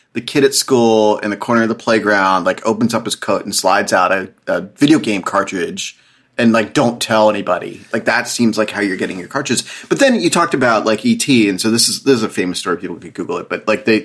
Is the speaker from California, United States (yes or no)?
no; outside of Harrisburg, Pennsylvania, United States; I grew up outside of Harrisburg